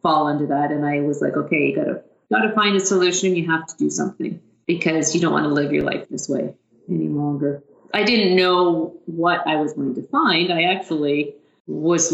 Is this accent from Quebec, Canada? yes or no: no; Haliburton, Ontario, Canada; moved away as an adult; now in London, Canada; I grew up in Haliburton and came to London to university